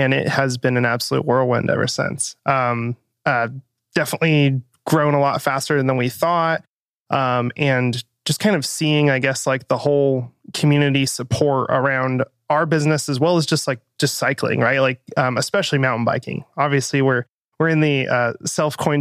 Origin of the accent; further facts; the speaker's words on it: Reno, Nevada, United States; now in Bentonville, United States; I grew up in Reno, Nevada